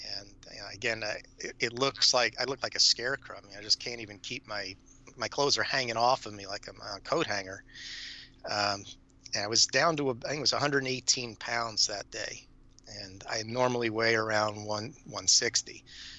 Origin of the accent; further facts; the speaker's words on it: New Jersey, United States; moved away; also born or lived in Houston, Texas; I grew up in North Jersey near New York. Grew up a big Mets fan, Knicks fan, Jets, you know, all the New York sports teams. We moved to Houston because my father was transferred.